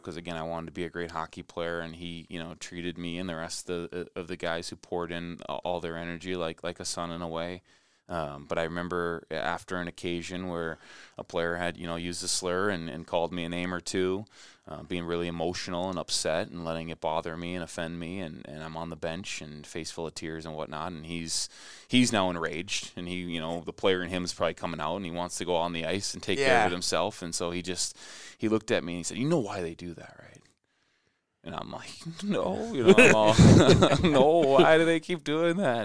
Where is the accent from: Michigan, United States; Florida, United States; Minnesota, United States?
Minnesota, United States; Shakopee; also born or lived in St. Paul; growing up in Shakopee